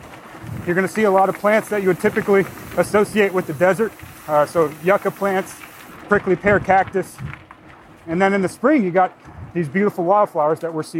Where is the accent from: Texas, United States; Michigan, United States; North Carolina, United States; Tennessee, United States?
Texas, United States; Austin; also born or lived in Huntsville, Texas / Florida; Austin, majority of my life.